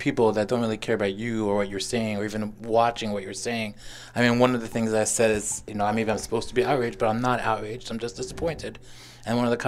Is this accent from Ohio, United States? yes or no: no; Miami Beach, Florida, United States; also born or lived in Kendall, Florida / Crown Heights, New York; I was born in South Miami in Kendall